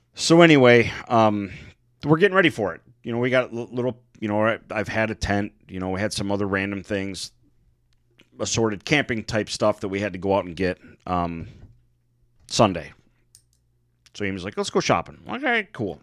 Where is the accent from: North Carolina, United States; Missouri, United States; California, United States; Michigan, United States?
Michigan, United States; We come from Michigan